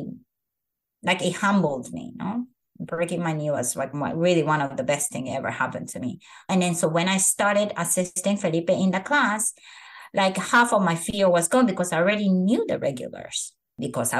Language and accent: English; Japan; moved away as an adult; now in San Francisco, United States; I am from Japan, which is the country of perfectionists.